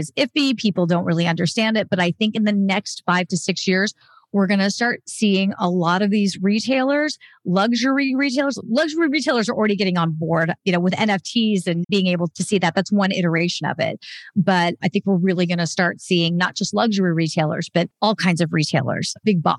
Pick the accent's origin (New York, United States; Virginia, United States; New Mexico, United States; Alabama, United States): New Mexico, United States; Albuquerque; Albuquerque, which is my hometown, has a chapter